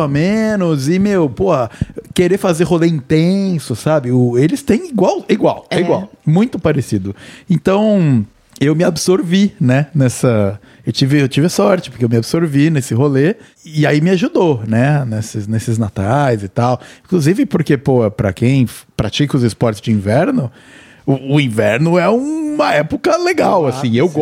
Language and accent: Portuguese; Cunha, São Paulo, Brazil; now in Vancouver, Canada; eles saíram de lá e foram pra Cunha, que foi onde eu fui, onde nasci